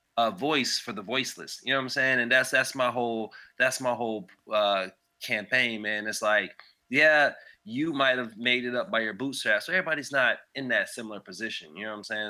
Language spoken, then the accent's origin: English; Raleigh, North Carolina, United States; I'm from Raleigh, North Carolina